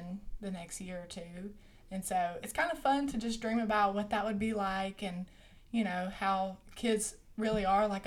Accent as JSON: {"language": "English", "town": "Monroe", "region": "Louisiana", "country": "United States", "said": "I'm from Monroe, Louisiana. I'm not from Caldwell, like these two guys"}